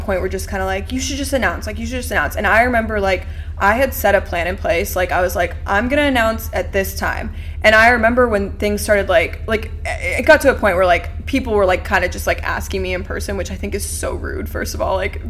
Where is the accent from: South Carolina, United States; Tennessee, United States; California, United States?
Tennessee, United States; Knoxville; now in Nashville, United States; I'm from Knoxville, went to UT, so many people moved here.